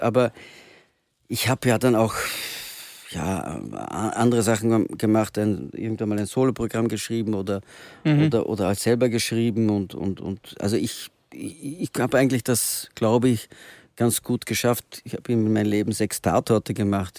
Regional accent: Antwerp, Flanders, Belgium; now in Vienna, Austria; ich bin zweisprachig ja. aufgewachsen und in Belgien

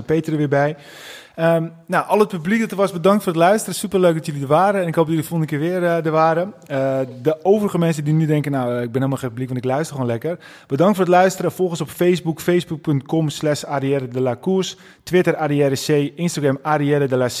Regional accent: North Holland, Netherlands; wij zijn ook echte Noord-Hollanders

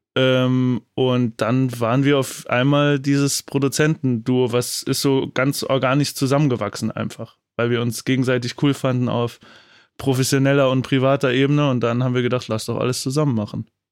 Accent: Saarland, Germany; ich bin gebürtig auch aus dem Saarland

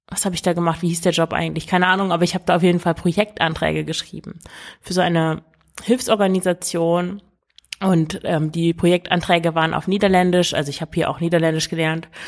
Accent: Emsland, Lower Saxony, Germany; moved away as an adult; also born or lived in Russia; now in Antwerp, Belgium; Ich komme eigentlich aus dem Emsland ich lebe mittlerweile aber in Belgien, in Antwerpen.

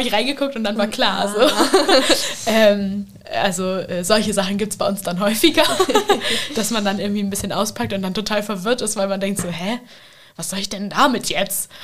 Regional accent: Vechta, Lower Saxony, Germany; in meinem Heimatdorf in Fechter

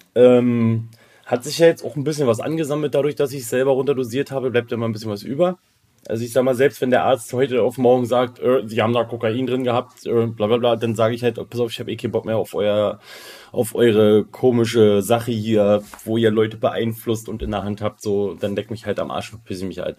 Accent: Kassel, Hesse, Germany; now in Switzerland; bei uns in Kassel, wo ich ursprünglich herkomme

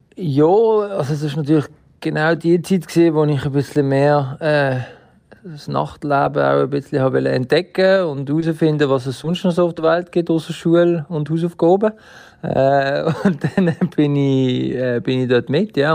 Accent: Basel, Basel-Stadt, Switzerland; als Basler

